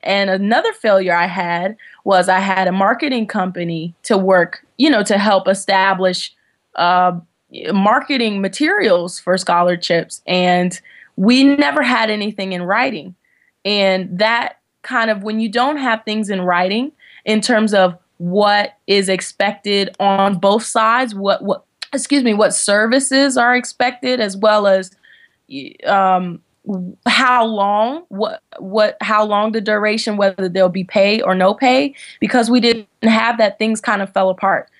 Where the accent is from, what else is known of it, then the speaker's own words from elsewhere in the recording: Washington, District of Columbia, United States; moved away as an adult; also born or lived in North Carolina; I was born and raised in Washington, D C